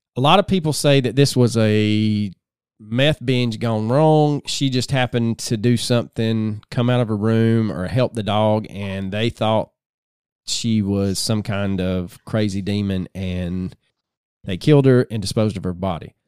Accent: the South, United States; growing up in the South

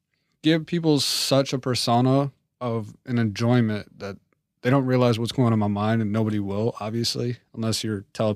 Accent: East Coast, United States; I'm from the East Coast. You know, I was raised to a certain method of life, military dad.

